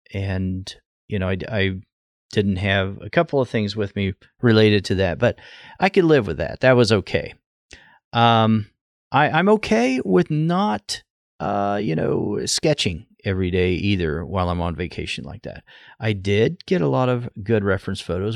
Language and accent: English; southwest Oklahoma, United States; now in Ohio, United States; I grew up in southwest Oklahoma